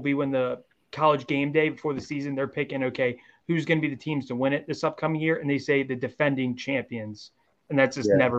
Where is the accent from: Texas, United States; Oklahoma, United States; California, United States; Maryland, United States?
Maryland, United States; Baltimore; I grew up in Baltimore